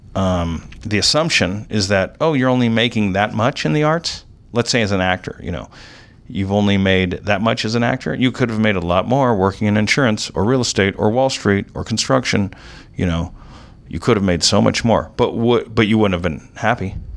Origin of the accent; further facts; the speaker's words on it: Orange County, California, United States; I grew up in Orange County